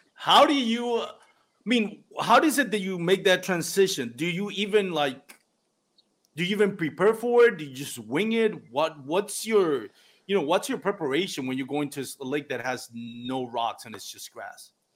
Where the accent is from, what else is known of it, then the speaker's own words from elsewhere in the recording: Puerto Rico; first language Spanish; English is a second language; moved away; I'm from Puerto Rico. My first um, my first language is Spanish